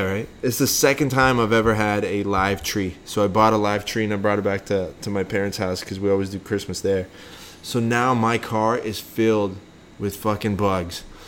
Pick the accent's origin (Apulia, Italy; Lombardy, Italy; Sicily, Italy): Lombardy, Italy; Bergamo; moved away; also born or lived in Milan / Stezzano; I was born in Milan, but I lived in uh, a city called Bergamo and another city called Stezzano. So if you lived in Bergamo and you have like that kind of accent, it's called Bergamasco.